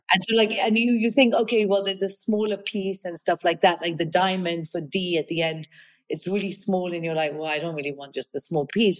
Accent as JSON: {"language": "English", "country": "Kenya", "tie": "born or raised there", "also_born_or_lived": "United Kingdom", "moved": "yes", "said": "I was born and brought up in Kenya. I'm of Indian origin. I'm British"}